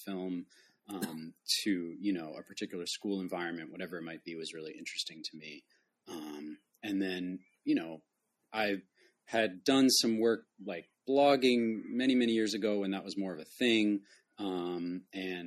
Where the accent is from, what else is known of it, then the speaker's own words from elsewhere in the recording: New England, United States; also born or lived in Maine; I grew up in New England, and, you know, was kind of surrounded by academia growing up. Went to a private school myself in Maine